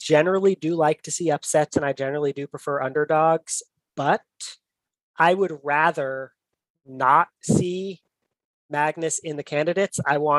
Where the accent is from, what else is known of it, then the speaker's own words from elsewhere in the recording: United States; as an American chess fan